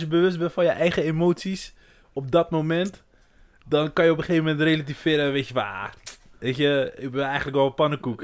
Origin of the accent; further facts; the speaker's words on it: Brazil; now in Netherlands; Ik ben echt Braziliaan. Ook al woon ik hier zo lang. Ik ben Braziliaan.